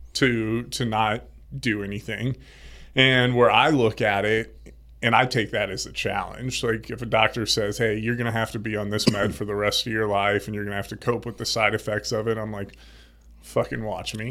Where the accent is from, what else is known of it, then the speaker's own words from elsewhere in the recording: Indianapolis, Indiana, United States; moved away as an adult; also born or lived in Florida; Grew up in Indianapolis, Indiana. Midwest.